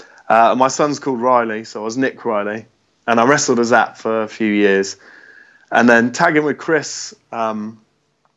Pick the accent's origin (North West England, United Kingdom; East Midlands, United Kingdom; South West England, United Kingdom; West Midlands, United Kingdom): South West England, United Kingdom; Devon; also born or lived in Birmingham; I moved from Birmingham when I was 10 down to Devon, and I moved into a little village